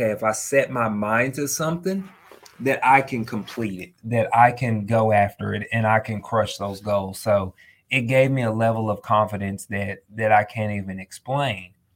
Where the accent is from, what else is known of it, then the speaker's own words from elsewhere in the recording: Texas, United States; I'm from Texas. We love our barbecue.